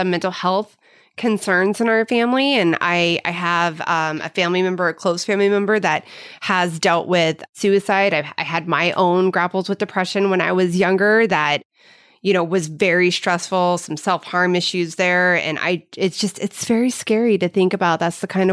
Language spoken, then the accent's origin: English; Midwest, United States; moved away; my growing up in the Midwest